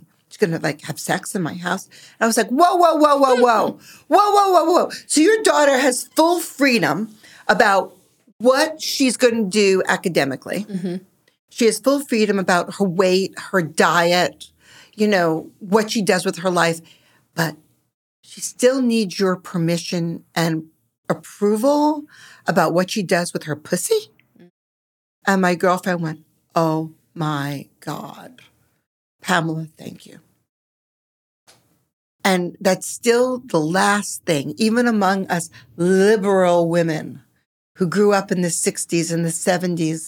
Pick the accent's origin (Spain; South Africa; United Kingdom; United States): United States; Long Island, New York; I grew up on Long Island, liberal